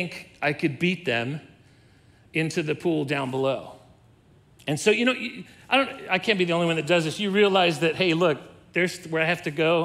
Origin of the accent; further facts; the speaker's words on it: Southern California, United States; I was a youth and I was growing up in Southern California